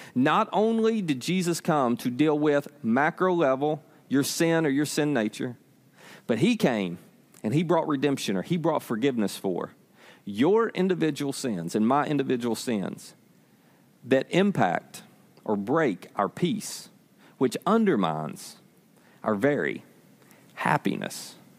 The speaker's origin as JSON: {"language": "English", "country": "United States", "tie": "born or raised there", "said": "I was born in Hickman County."}